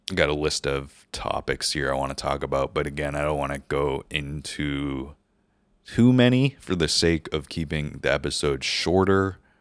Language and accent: English; New Hampshire, United States; moved away as an adult; also born or lived in California; I moved there from New Hampshire, where I grew up, spent twenty-four years of my life